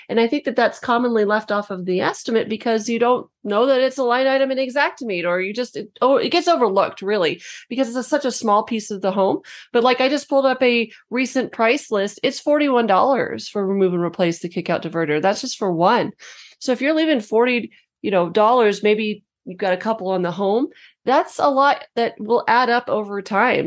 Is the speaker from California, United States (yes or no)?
no; New Mexico, United States; I'm from New Mexico, we have a lot of stucco